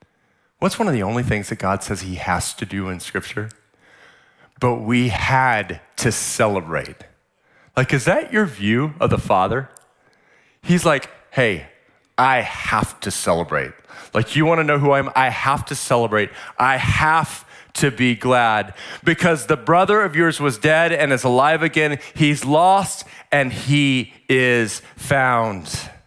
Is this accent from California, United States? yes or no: yes; San Diego, California, United States; Like, I'm from San Diego, where we have SeaWorld